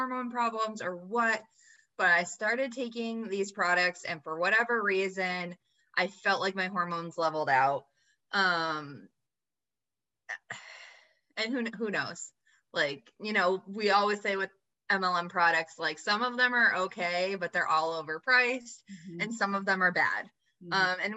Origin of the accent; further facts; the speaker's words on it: United States; I grew up in the United States of America, where we are super focused on what we look like